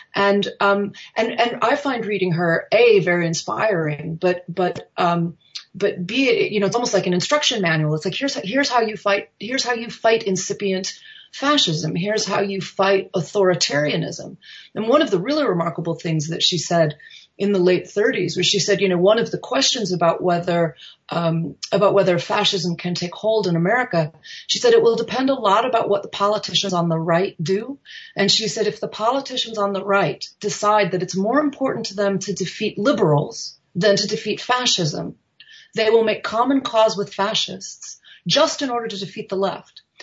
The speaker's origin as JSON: {"language": "English", "country": "United States", "said": "as an American"}